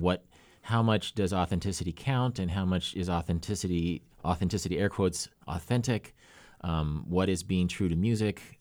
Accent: Kansas, United States; moved away as an adult; also born or lived in Oregon; my Kansas friends

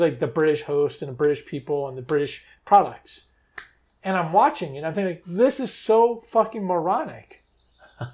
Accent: Washington, District of Columbia, United States; growing up in Washington, D.C. made us hypersensitive to that. This is a tourist town.

